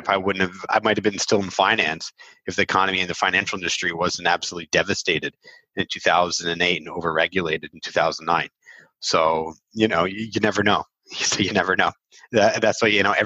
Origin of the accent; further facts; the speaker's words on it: Philadelphia, Pennsylvania, United States; first language English; moved away as an adult; now in Israel; I went to Temple University, right? So I'm from Philly